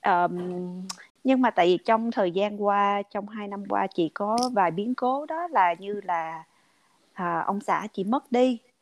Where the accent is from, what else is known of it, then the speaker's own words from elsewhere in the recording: Vietnam; first language Vietnamese; now in United States; các người việt mình qua đây